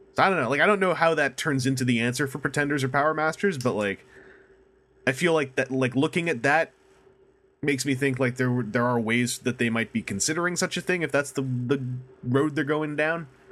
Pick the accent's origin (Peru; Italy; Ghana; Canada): Canada; accent: Canadian